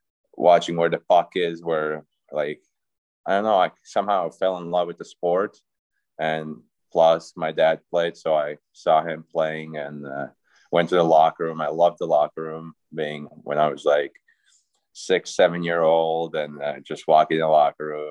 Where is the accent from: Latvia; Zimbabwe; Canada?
Latvia; Riga; moved away; also born or lived in Fairbanks, Alaska; I'm from Riga, that's the capital city